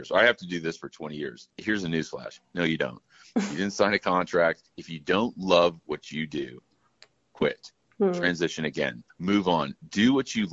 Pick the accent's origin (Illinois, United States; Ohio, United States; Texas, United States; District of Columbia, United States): Illinois, United States; Chicago; I'm from Chicago